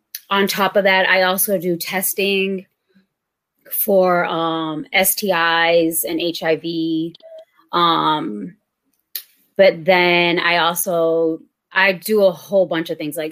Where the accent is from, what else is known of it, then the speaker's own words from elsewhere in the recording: New Bedford, Massachusetts, United States; I am from New Bedford